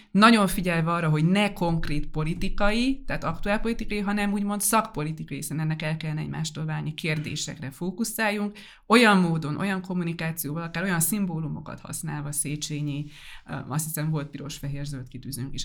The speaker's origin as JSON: {"language": "Hungarian", "town": "Debrecen", "region": "Hajdú-Bihar", "country": "Hungary", "tie": "born or raised there", "said": "jó nekem Debrecen, ez egy élhető város. Nem túl kicsi magyarországi viszonylatban, ismerem, itt vannak a barátaim, itt vannak azok, akikkel felnőttem"}